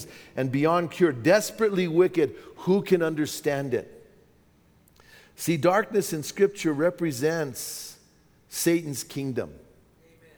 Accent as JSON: {"language": "English", "town": "Bernalillo", "region": "New Mexico", "country": "United States", "tie": "born or raised there", "said": "my hometown of Bernalillo"}